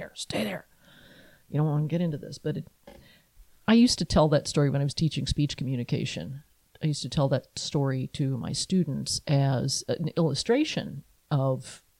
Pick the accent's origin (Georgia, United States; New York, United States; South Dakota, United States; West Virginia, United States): West Virginia, United States; Athens; now in Allentown, United States; I grew up in Athens, West Virginia